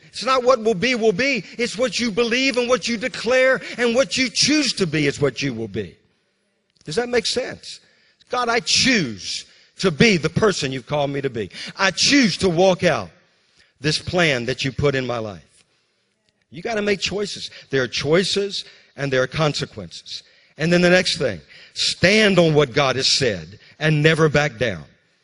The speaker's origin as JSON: {"language": "English", "region": "Louisiana", "country": "United States", "also_born_or_lived": "Mississippi / Alabama", "moved": "yes", "lives_now": "North Carolina, United States", "said": "I'm from Louisiana. He brought me to North Carolina"}